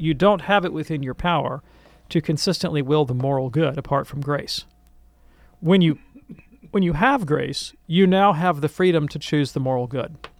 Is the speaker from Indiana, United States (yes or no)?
no; Birmingham, Alabama, United States; I grew up in Birmingham, Alabama